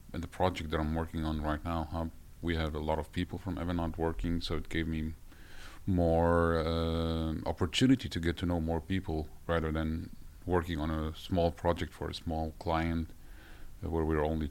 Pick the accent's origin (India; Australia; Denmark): Denmark; moved away as an adult; now in Norway; I'm actually from Denmark, where I studied there and worked in multiple different companies